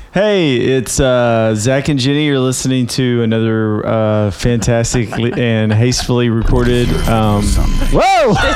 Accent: Winchester, Tennessee, United States; moved away; also born or lived in Tullahoma, Tennessee / Nashville, Tennessee; I am from Winchester, Tennessee, and I went to high school in a place called Tullahoma, Tennessee

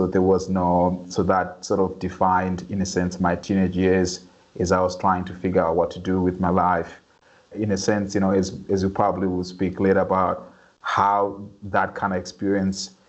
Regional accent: Harare, Zimbabwe; moved away; I grew up in a low-income neighborhood in the outskirts of Harare, the capital of Zimbabwe

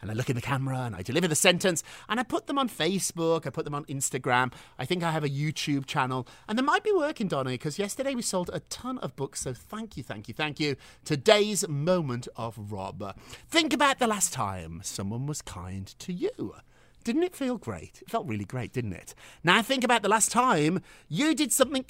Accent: Birmingham, West Midlands, United Kingdom; When I was growing up in Birmingham, England

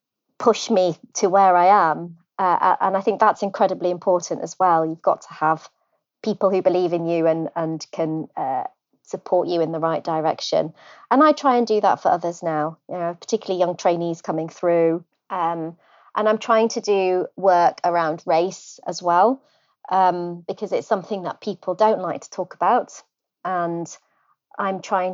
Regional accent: Wales, United Kingdom; So I was born in North Wales, which surprises many people because I don't sound Welsh. But I grew up in a very rural setting in a little village, beautiful scenery, green fields.

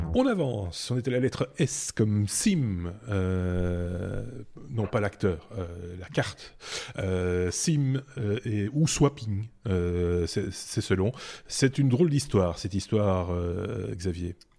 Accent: Belgium; chez nous en Belgique

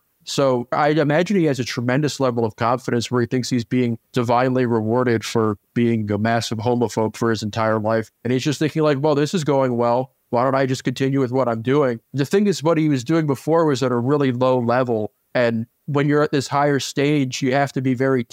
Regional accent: the South, United States; as a Southerner

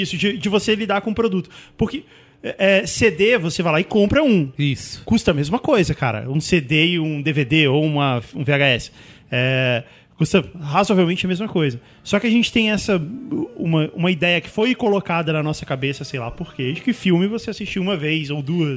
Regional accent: Brasília, Federal District, Brazil; now in São Paulo, Brazil; quando eu morava lá em Brasília, quando eu era criança pequena lá em Brasília

